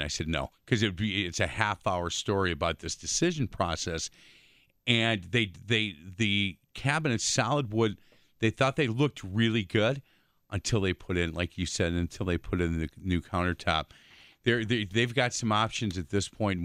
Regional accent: Milwaukee, Wisconsin, United States; I grew up on Bartlett Avenue with the, you know, six kids in, in a house and my mom and dad

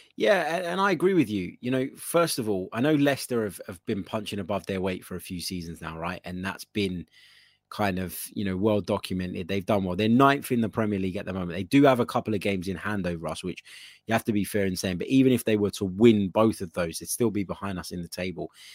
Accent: Cyprus; we're both from Cyprus

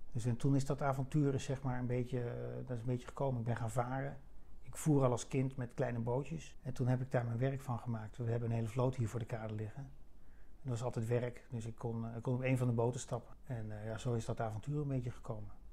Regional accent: Kampen, Overijssel, Netherlands; dat is mijn stad. waar ik geboren ben, opgegroeid, ja, geboren en getogen

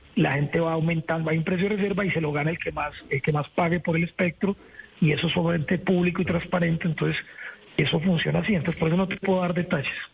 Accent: Colombia; como colombiano

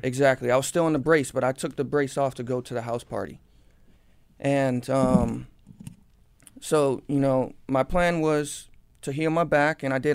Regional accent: Cooper City, Florida, United States; born or raised there

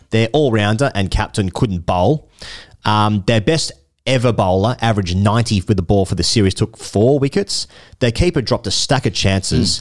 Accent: Australia; as an Australian

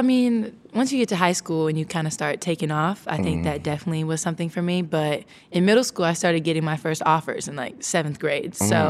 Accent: Santa Cruz, California, United States; born or raised there; now in Atlanta, United States

